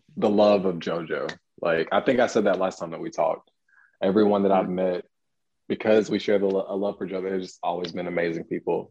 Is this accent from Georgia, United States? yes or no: yes; Atlanta, Georgia, United States; I'm from Atlanta.